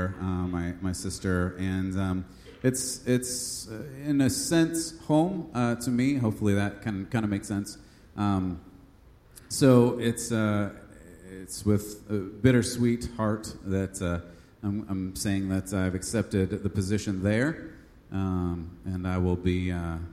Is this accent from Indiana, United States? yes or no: no; California, United States; moved away; I am from California